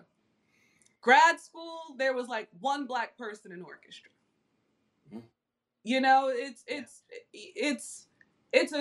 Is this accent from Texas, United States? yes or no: no; New York, United States; I'm from New York